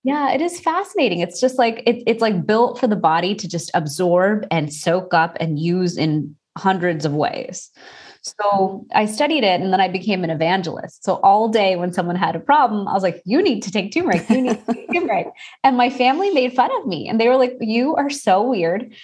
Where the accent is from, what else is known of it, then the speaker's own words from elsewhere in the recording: Houston, Texas, United States; I am Indian and I was born and raised in Houston, Texas